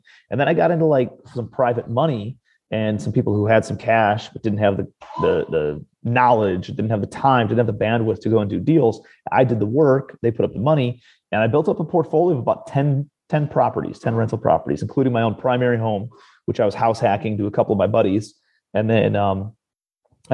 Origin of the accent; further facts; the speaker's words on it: Cleveland, Ohio, United States; moved away as an adult; also born or lived in New York City; I'm from Cleveland, Ohio originally, but I moved out to New York City